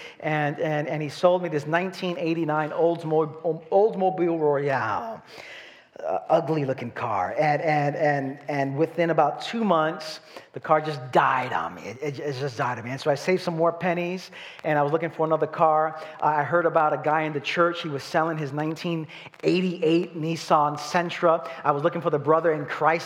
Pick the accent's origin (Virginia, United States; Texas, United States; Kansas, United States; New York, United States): New York, United States; New York City; I'm from Brooklyn.